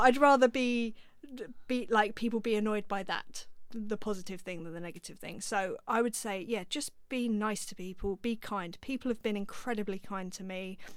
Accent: London, United Kingdom; I grew up in North London, so I was around musicians

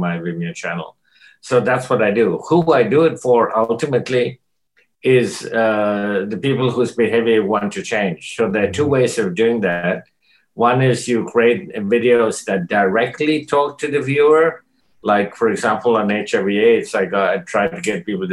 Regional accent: Kolkata, West Bengal, India; moved away; also born or lived in North America; my social upbringing in India before I came to North America. I was born in Calcutta

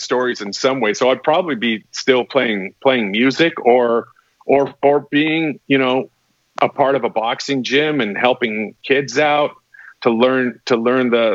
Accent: Winnipeg, Manitoba, Canada; a film studio in my hometown in Canada, Winnipeg, Manitoba

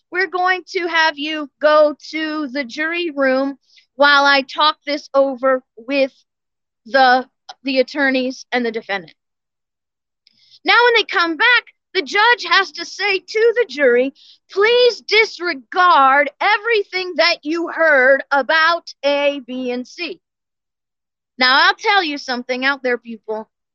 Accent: St. Louis, Missouri, United States; now in Florida, United States; I was born and raised in St. Louis

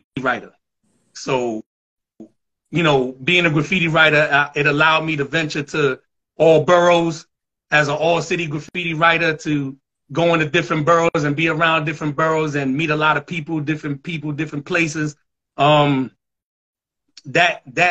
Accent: New York City, New York, United States; I'm from the Southwest section, the Concourse, 170, Elliott, Marcy, Walton, Townsend, Wythe Place

